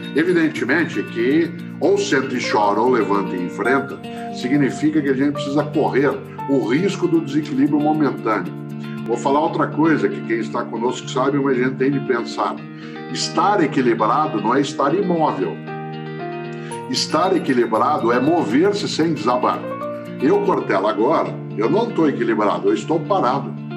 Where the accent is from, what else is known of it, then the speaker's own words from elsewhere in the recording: Londrina, Paraná, Brazil; now in São Paulo, Brazil; eu sou caipira de Londrina, sou pé vermelho, moro em São Paulo, na capital, há 53 anos, mas sou pé vermelho autêntico